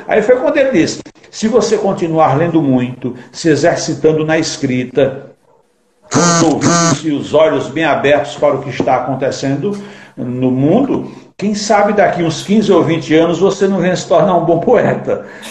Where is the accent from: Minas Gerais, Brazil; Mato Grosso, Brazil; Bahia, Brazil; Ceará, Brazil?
Ceará, Brazil; Acopiara; moved away as an adult; now in Diadema, Brazil; Eu sou de Acopiara, que é sertão do Ceará, né? Mas moro aqui em Diadema faz 30 anos